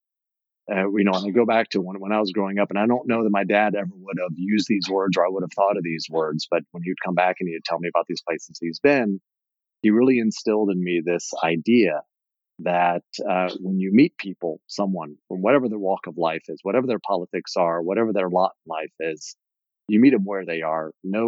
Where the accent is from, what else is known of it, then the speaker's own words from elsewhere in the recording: Indiana, United States; growing up in Indiana in the 70s